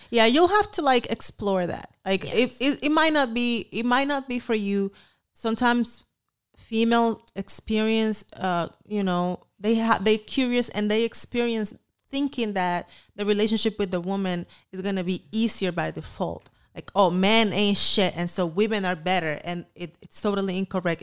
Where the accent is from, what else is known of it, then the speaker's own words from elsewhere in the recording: Dominican Republic; moved away; I came from the Dominican Republic here for a better life